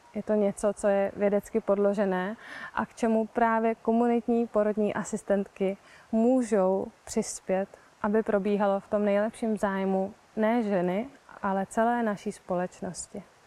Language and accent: Czech; Prague, Czechia; já třeba konkrétně pocházím z Prahy